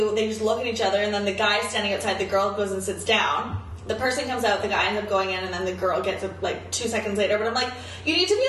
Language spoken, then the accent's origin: English; Vancouver, British Columbia, Canada; we're from Vancouver.